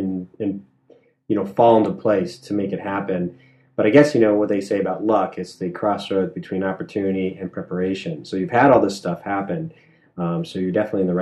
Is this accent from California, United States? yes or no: no; Southampton, New York, United States; I was born in Long Island, actually Southampton